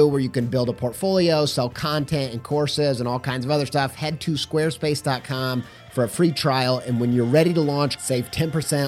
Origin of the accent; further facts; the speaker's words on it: Columbus, Indiana, United States; moved away as an adult; also born or lived in Franklin, Indiana; now in Europe; I was born in Franklin, which is a little bit south of Indy. And then I went to high school in Columbus, Indiana.